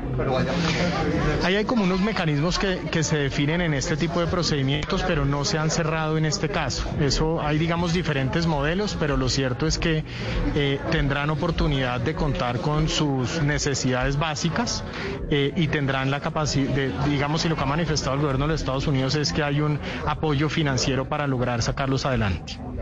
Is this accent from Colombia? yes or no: yes; Colombia; como colombianos